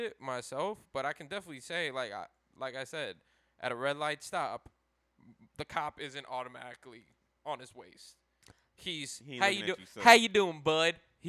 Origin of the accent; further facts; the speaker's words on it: United States; I grew up in Grand Palms.